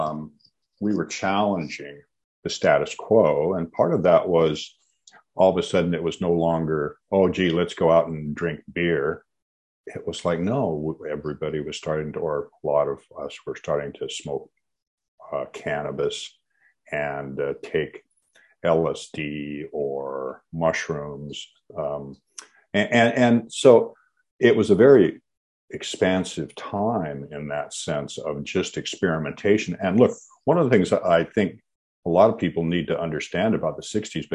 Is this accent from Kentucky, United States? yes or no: no; Washington, United States; I grew up in the Pacific Northwest, grew up in Washington State